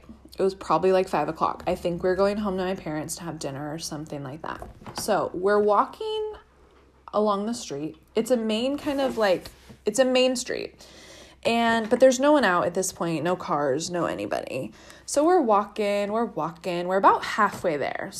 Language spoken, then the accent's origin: English; El Dorado Hills, California, United States; I grew up in El Dorado Hills